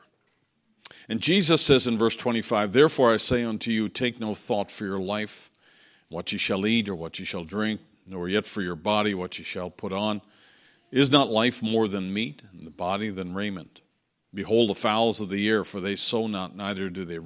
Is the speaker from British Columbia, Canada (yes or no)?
no; Newfoundland and Labrador, Canada; moved away; I was growing up in Newfoundland, and because it was an island and because we were coastal, our area was always very windy